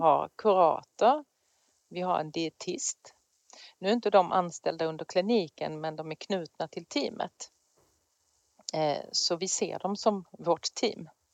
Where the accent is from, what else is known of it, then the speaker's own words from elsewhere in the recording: Skåne, Sweden; moved away; där har jag jobbat men då i Skåne där jag kommer ifrån.